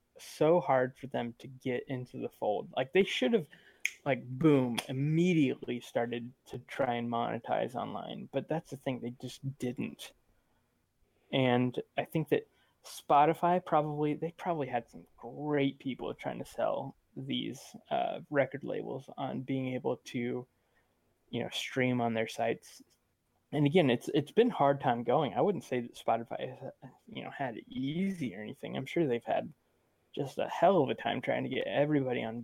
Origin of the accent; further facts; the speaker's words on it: Sweden; I'm from Sweden